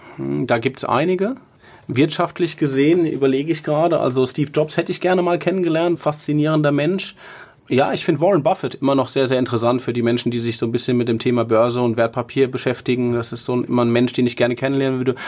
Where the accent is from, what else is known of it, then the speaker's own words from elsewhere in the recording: Mainz, Rhineland-Palatinate, Germany; als Mainzer